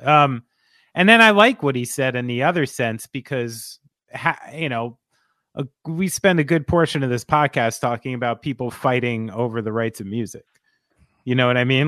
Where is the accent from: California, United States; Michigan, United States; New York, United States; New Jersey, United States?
New Jersey, United States; I'm from New Jersey